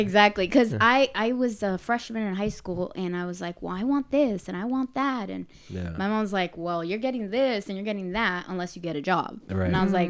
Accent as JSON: {"language": "English", "region": "Arizona", "country": "United States", "tie": "born or raised there", "said": "I grew up in Barrio Hollywood."}